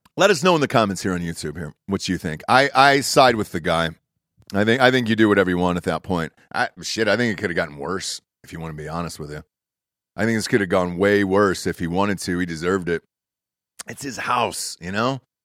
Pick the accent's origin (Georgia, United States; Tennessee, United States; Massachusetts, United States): Georgia, United States; I grew up in Georgia